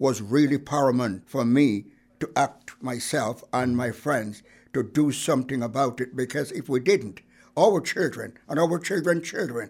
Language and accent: English; Saint Mary Parish, Jamaica; moved away as an adult; now in Bristol, United Kingdom; I am from Jamaica. I was born in parish of St. Mary.